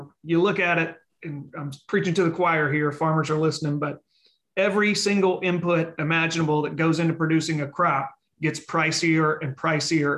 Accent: Leland, Mississippi, United States; I was a partial host because everybody was in my hometown

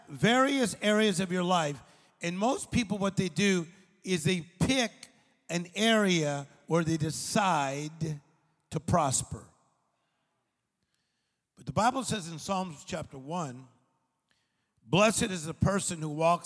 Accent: Compton, East Los Angeles, Whittier, California, United States; I was born in Compton, then we went to a part of East L.A., then we went across the street from Pioneer High School

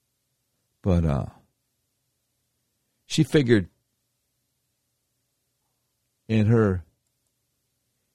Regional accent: Charlotte, North Carolina, United States; I used to do talk radio for a little while in my hometown of Charlotte, North Carolina

